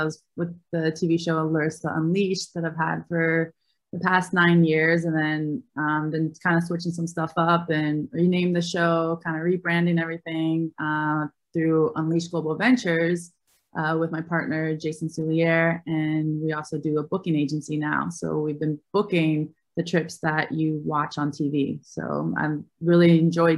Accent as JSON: {"language": "English", "town": "Albany", "region": "New York", "country": "United States", "tie": "born or raised there", "said": "I grew up in Albany, New York"}